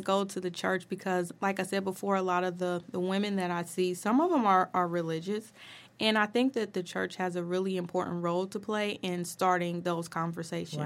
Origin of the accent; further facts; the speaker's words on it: Dayton, Ohio, United States; I was born and raised in Dayton, Ohio.